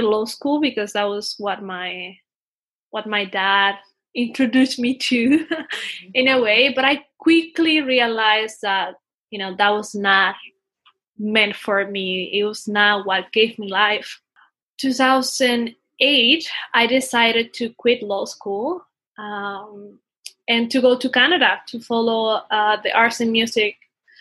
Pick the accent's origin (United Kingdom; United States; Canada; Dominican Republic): Dominican Republic; moved away; I come from Dominican Republic. I am the oldest of five siblings, although I'm also kind of a middle child because my father had another family. I think I grew up with a lot of change. You know, we used to move a lot. So, you know, I think I live pretty much in all the country